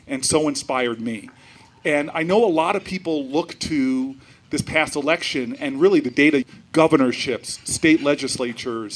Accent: New Jersey, United States; I'm from Jersey, where we keep it real.

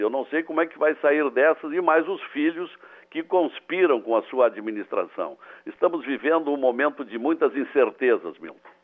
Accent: Vale Verde, Rio Grande do Sul, Brazil; embora eu tenha nascido no, no campo, eu, eu nasci no, no, numa região chamada Vale Verde, um pequeno município entre Rio Pardo

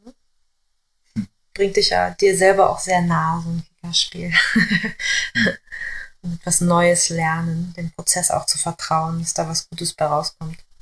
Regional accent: Gifhorn, Lower Saxony, Germany; Bei uns in Gifhorn

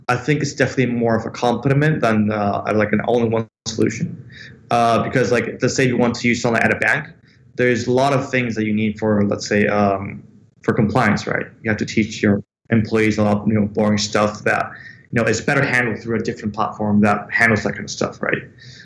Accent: Venezuela; born there; also born or lived in United States / London, United Kingdom; So essentially, I was born in Venezuela, right? I have an Italian passport because my family is Italian. And then I live a couple of years of my childhood in the States. And then I studied in London.

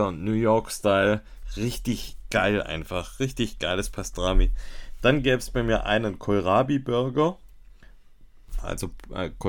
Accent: Baden-Württemberg, Germany; Hat mich als Schwabe doppelt gefreut.

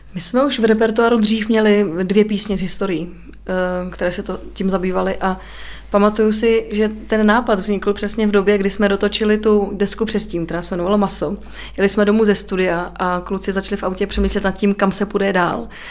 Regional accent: Czechia; also born or lived in Týn; jako Češi

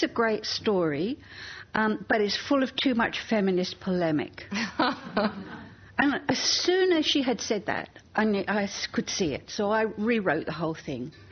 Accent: England, United Kingdom; moved away; As a teenager growing up in England

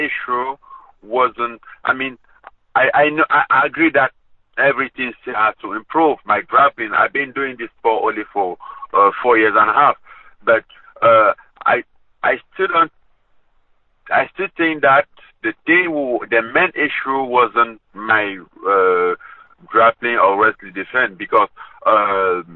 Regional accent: Cameroon; moved away; my hometown, my Cameroon

